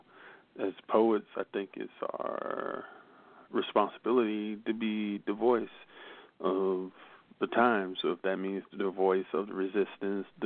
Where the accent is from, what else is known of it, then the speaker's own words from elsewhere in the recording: United States; first language English; now in Germany; I'm usually the only American, and I'm the only English-spoken poet